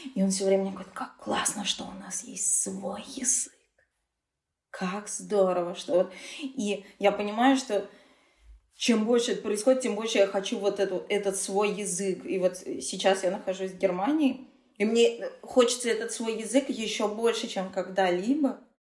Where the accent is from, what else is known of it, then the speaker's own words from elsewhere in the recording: Saint Petersburg, Russia; first language Tatar; moved away; Я татарка, стопроцентная, но я родилась в Санкт-Петербурге, и моя семья, в принципе, мои родители тоже родились уже в Санкт-Петербурге